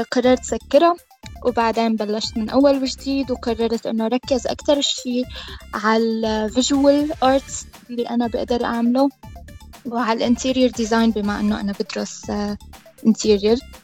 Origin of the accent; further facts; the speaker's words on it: Damascus, Damascus Governorate, Syria; moved away as an adult; also born or lived in Homs, Syria; now in Dublin, Ireland; أنا من حمص بس آه، كبرت بالشام